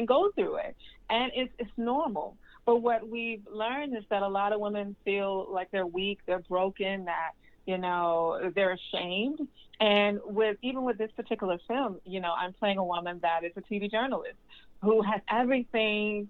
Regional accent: Birmingham, Alabama, United States; moved away; I'm from Birmingham, Alabama

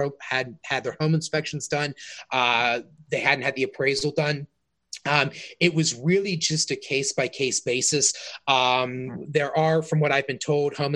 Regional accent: South Fayette, Pennsylvania, United States; now in Canonsburg, United States; My wife and I grew up in South Fayette, she grew up in Cannonsburg, and now we live in Cannonsburg

